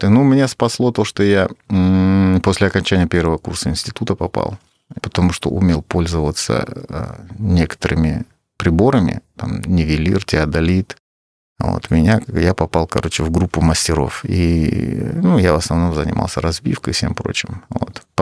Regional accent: Crimea, Ukraine; я не украинец, я крымский татарин.

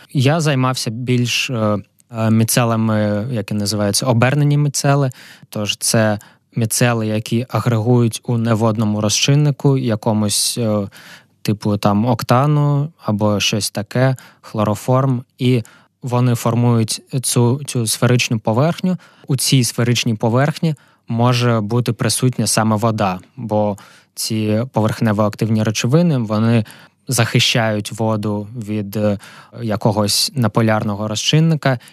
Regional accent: Kharkiv, Kharkiv Oblast, Ukraine; moved away as an adult; also born or lived in Amsterdam; сам я з Харкова, там я народився, там я вчився в школі.

